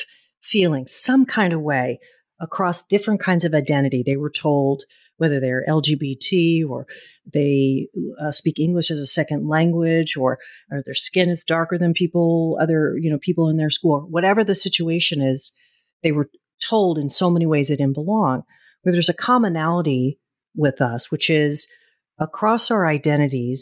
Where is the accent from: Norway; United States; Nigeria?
United States; Oakland, California; it is in my hometown, Oakland, and in California